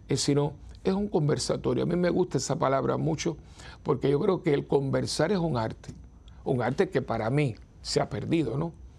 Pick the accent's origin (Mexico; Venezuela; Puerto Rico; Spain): Puerto Rico; San Juan; los que somos capitalinos, los que vivimos en ciudades metropolitanas